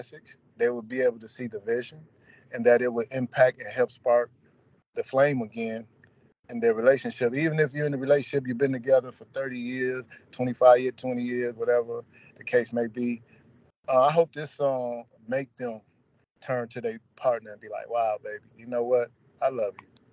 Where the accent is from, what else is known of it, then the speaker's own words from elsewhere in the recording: Toledo, Ohio, United States; my hometown also, Toledo, Ohio